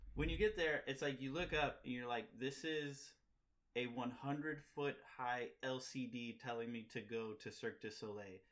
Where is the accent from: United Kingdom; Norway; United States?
United States; Missouri; now in Chicago, United States; I'm from Missouri